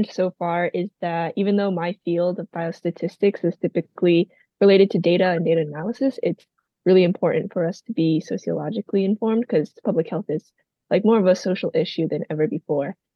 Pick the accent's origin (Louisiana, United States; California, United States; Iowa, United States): Iowa, United States; Central; I'm a first year master's student in biostatistics at the College of Public Health, and I'm originally from Central Iowa.